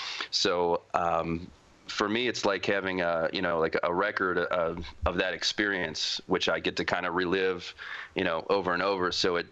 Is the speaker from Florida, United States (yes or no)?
no; Cincinnati, Ohio, United States; moved away as an adult; now in Colombia; And I've been living here for 3 years now, but originally I'm from Cincinnati, Ohio.